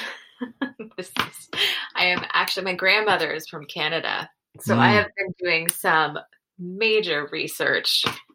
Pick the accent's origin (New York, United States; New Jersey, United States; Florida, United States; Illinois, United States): New Jersey, United States; I grew up in New Jersey. So the rest of my family is about like 45 minutes away.